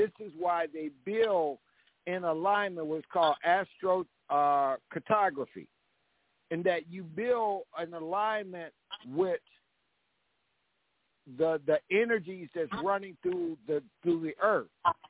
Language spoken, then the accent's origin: English; Aberdeen, Mississippi, United States; moved away; I was born in Aberdeen, Mississippi, which is 33 degrees 8 latitude and 88 degrees longitude.